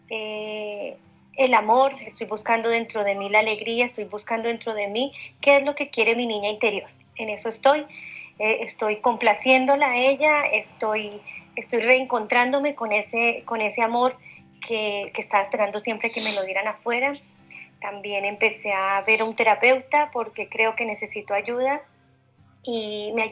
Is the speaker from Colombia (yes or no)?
yes; Colombia; now in Chile; Nuevamente yo … te estoy llamando desde Chile. Yo soy colombiana y te escribí hace un par de meses.